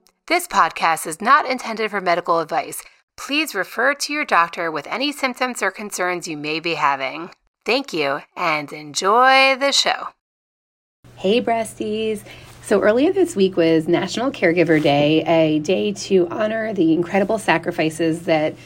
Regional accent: Florida, United States; I grew up in Florida and I grew up going to Universal

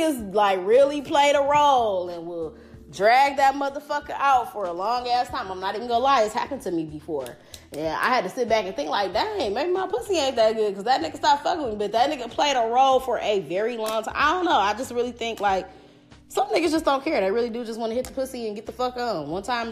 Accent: Detroit, Michigan, United States; also born or lived in Belleville, Michigan / Southfield, Michigan; originally I'm from Detroit, and I went to like Detroit schools, like in elementary

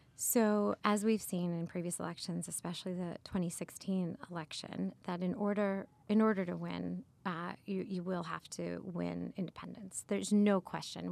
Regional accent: United States; I see myself first and foremost as an American

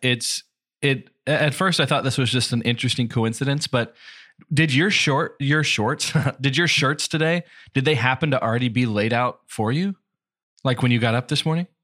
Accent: Texas, United States; we are Texan

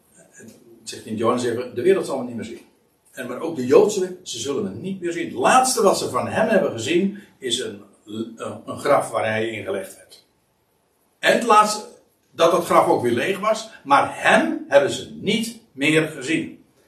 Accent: Netherlands

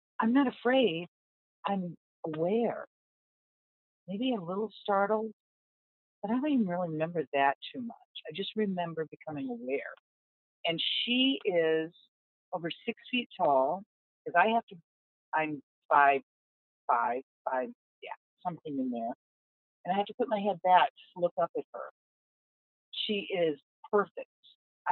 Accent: Southwest, United States; moved away; I'm from the Southwest originally, from the desert.

